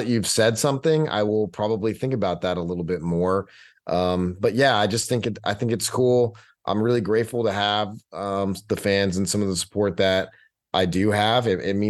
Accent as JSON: {"language": "English", "region": "Texas", "country": "United States", "said": "I do have a little bit more of a following there because I'm a Texan."}